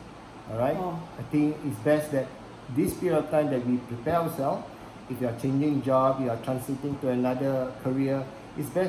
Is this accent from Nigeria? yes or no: no; Singapore; we are from Singapore